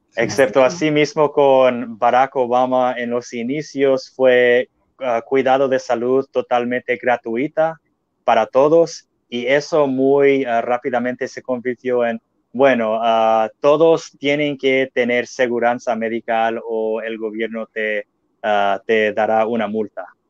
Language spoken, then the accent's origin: Spanish; United States; yo amo siendo norteamericano